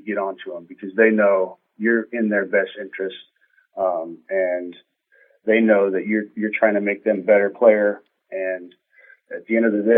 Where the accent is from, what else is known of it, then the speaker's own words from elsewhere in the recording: Colorado, United States; moved away; from the state back to my hometown, coaching a team that I grew up watching.